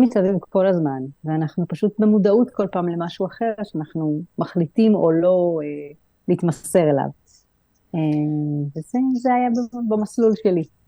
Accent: Israel; now in Greece; ואני מהארץ

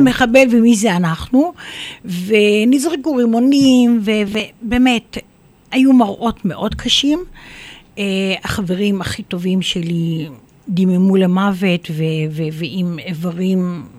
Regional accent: Biriya, Northern District, Israel; also born or lived in Safed; אני ילידת uh, ביריה

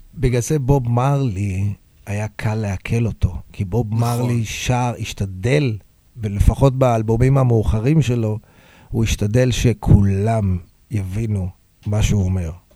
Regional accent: Hod HaSharon, Central District, Israel; also born or lived in Tel Aviv; נולדתי בתל אביב, גרתי בהוד השרון, שהוד השרון הייתה ארגז חול.

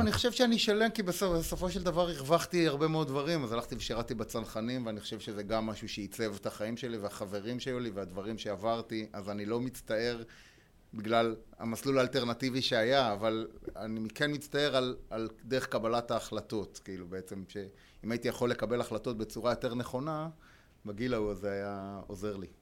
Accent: Israel; also born or lived in Spain / United States

